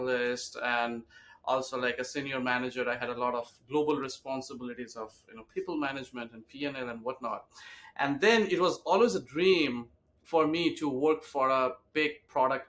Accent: India; moved away as an adult; also born or lived in Kolkata, India; now in New York, United States; I grew up in India, and I did all my studies over there, worked few years in Calcutta, which is like the eastern part of India. Then I moved to US in 2007

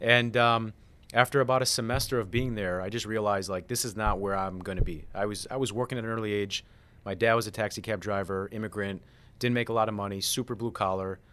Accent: Chicago, Illinois, United States; moved away as an adult; now in Florida, United States; I'm from Chicago. I moved to Florida two years ago.

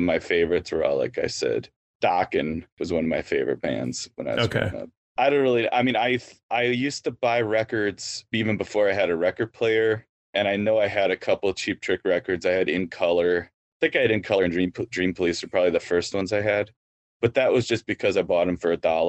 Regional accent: Waukesha, Wisconsin, United States; Waukesha, Wisconsin.

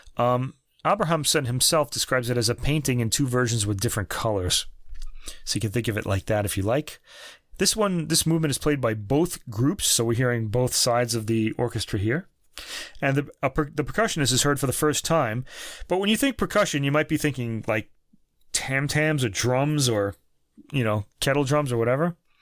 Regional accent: United States; being American myself

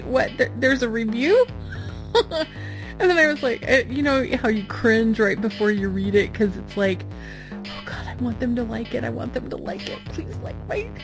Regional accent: Canada; I'm Canadian

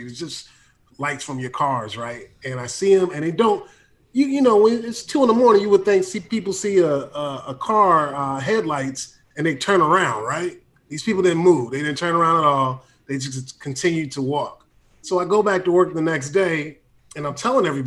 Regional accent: Hampton, Virginia, United States; also born or lived in San Francisco, United States; now in Los Angeles, United States; I grew up in a town called Hampton, Newport News, Virginia

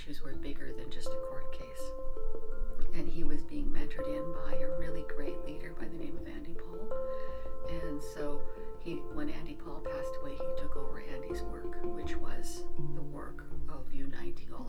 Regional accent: Secwepemc and Ktunaxa nations, British Columbia, Canada; I am from the Sequatmic and Tanaha tribes

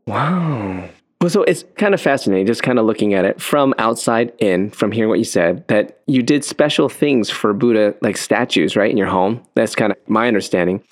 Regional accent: United States; born in the States

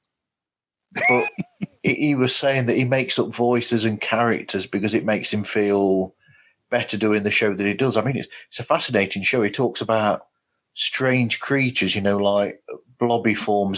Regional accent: United Kingdom; I'm a Brit

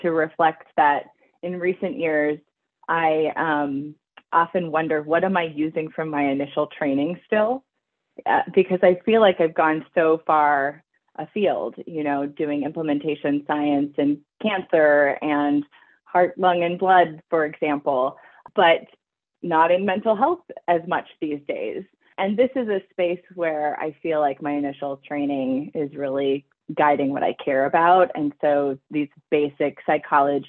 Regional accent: Vancouver Island, British Columbia, Canada; I grew up on Vancouver Island in British Columbia, Canada

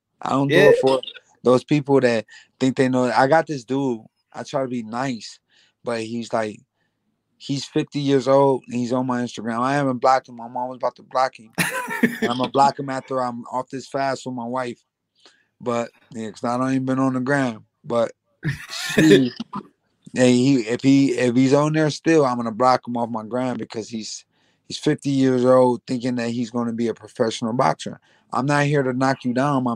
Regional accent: Grand Rapids, Michigan, United States; now in New York, United States; I lived in New York longer than I lived in my hometown in Grand Rapids, Michigan.

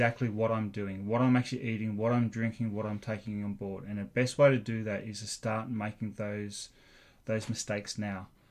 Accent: Australia; moved away as an adult; now in Agassiz, Canada; I grew up watching triathlon in Australia

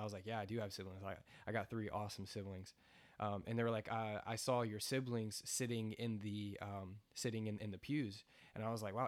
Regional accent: United States; also born or lived in New York; I grew up on that farm

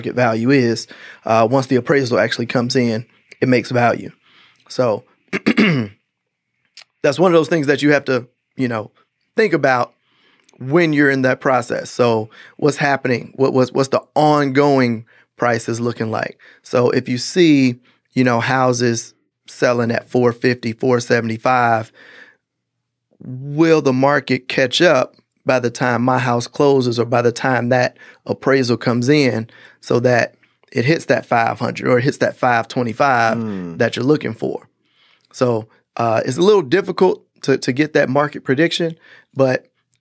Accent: Gary, Indiana, United States; moved away; I'm from Gary, Indiana

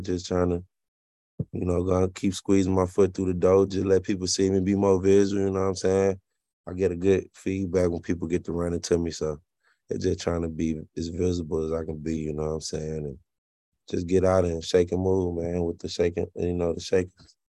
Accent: Alabama, United States; moved away; also born or lived in Kentucky; growing up in Alabama

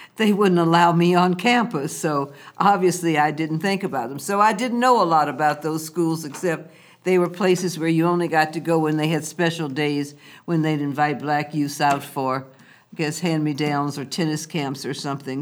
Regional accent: Lynchburg, Virginia, United States; moved away as an adult; also born or lived in Washington, D.C.; my hometown and home state

